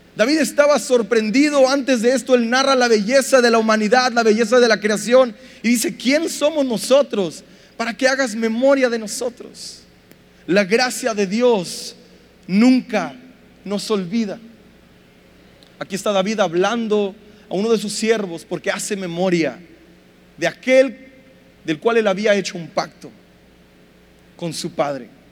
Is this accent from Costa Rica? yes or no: no; Mexico; nuestro machismo como mexicanos